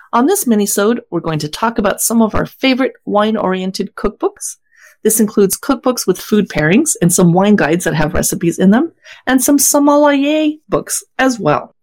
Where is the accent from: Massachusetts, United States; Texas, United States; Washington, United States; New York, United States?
Washington, United States; we are from Washington